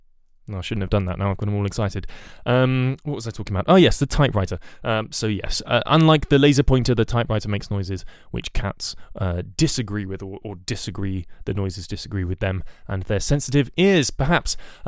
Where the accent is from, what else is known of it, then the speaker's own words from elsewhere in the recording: Puerto Rico; accent: Puerto Rican; at least that's what I thought until I got to the acting class and was very relieved to find that my Puerto Rican accent was not required